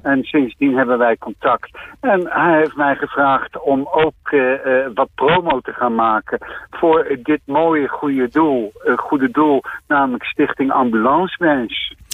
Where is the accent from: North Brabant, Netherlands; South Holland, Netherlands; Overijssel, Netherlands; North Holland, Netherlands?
South Holland, Netherlands; Delft; also born or lived in The Hague; ik kom ook uit Den Haag. ik ben er niet geboren, ik ben in delft geboren. Maar ja, ik heb wel een aantal jaar in Den Haag gewoond